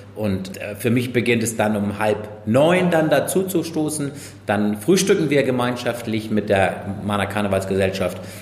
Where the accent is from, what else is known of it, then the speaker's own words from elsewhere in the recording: Marne, Schleswig-Holstein, Germany; Ich bin Mahner und ich bin in Mahne geboren und aufgewachsen